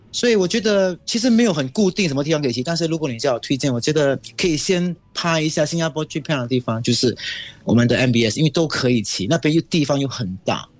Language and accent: Chinese; Singapore; 我们新加坡还是很守规矩